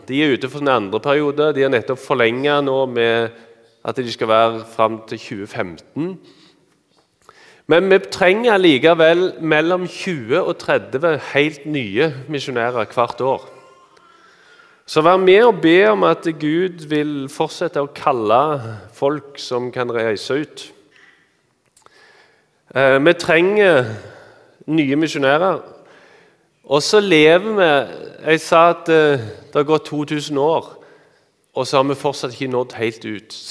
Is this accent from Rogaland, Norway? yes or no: yes; Randaberg, Rogaland, Norway; accent: Randaberg/Stavanger dialect; now in Eastern Norway; Dere hører at jeg har eh, Randaberg- eller Stavanger-dialekt. Jeg er egentlig fra Randaberg. … Eh, men jeg bor på Østlandet.